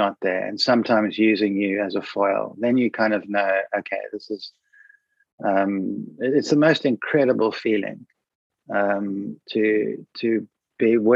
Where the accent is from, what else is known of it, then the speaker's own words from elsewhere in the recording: Cape Town, Western Cape, South Africa; I grew up in Buckhoven, which is a stone's throw away from there. So I know that place you're talking about intimately, because that's where I grew up as a child.